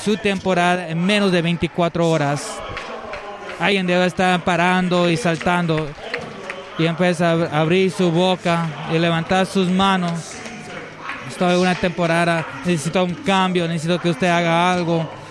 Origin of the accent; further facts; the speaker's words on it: San Joaquin Valley, California, United States; soy eh, del Valle de San Joaquín. Eh, yo estaba cerca donde había una donde había almendras